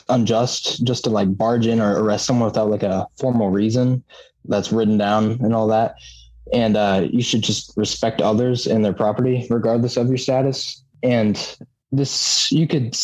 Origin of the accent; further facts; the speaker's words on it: Decatur, Illinois, United States; also born or lived in Bloomington-Normal, Illinois; I was actually raised in Decatur, and I went to Warrensburg-Latham High School down there